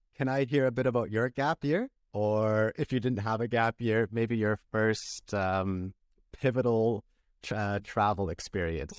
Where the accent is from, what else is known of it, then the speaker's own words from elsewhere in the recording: a town near Vancouver, British Columbia, Canada; where I grew up in Vancouver, British Columbia, well, I grew up in a town close to there, which was five hours away